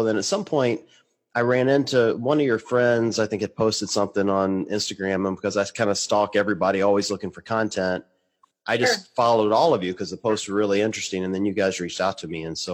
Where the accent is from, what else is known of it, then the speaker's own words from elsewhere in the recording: the South, United States; I'm a Southerner